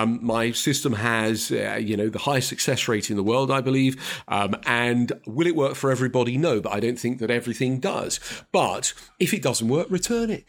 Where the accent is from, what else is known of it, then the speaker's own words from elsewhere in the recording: London, United Kingdom; I am a bloke from North London